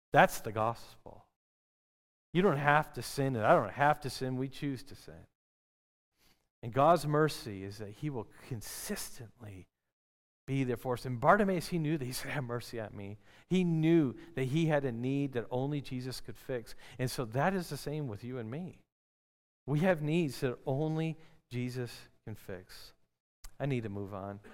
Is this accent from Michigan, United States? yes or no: yes; Detroit, Michigan, United States; I grew up in the city. I grew up in Detroit area, Michigan